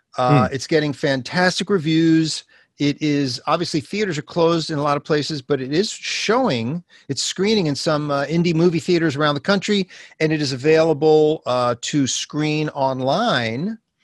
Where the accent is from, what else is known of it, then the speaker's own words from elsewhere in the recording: Brooklyn, New York, United States; now in Los Angeles, United States; I grew up in Brooklyn, New York, and the Americana Hotel in downtown Manhattan was the host to the first one I think was 1972.